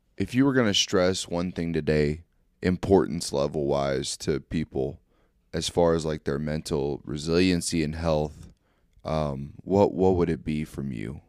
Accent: small town near Fort Leonard Wood, Missouri, United States; I work at um, Fort Leonard Wood, but I live in a town. It's my hometown, but it's there's only 500 people

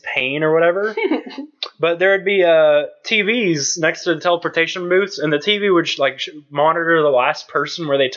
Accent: United States; We're American.

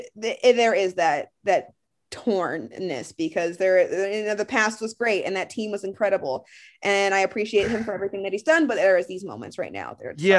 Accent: Akron, Ohio, United States; I am from Akron.

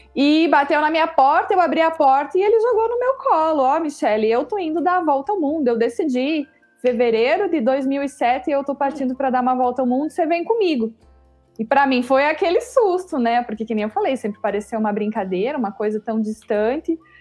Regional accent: São Bento, Brazil; also born or lived in Curitiba; nós somos aqui de São Bento, mas eu fazia faculdade em Curitiba

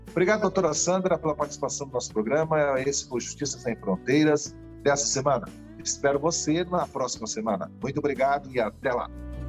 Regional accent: Santa Catarina, Brazil; eu também sou catarinense

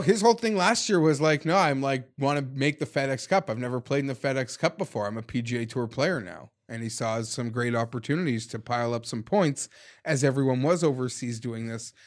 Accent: Canada; as a Canadian

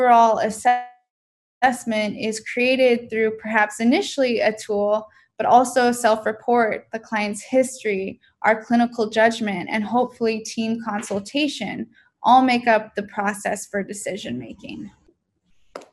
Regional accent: San Diego, California, United States; I'm from San Diego

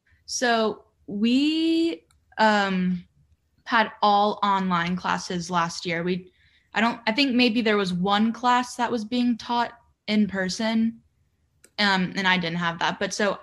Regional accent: Virginia, United States; And I'm from Virginia.

